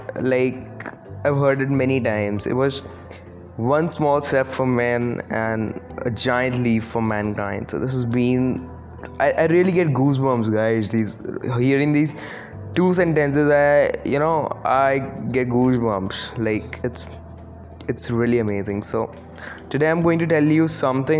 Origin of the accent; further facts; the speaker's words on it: India; I'm from India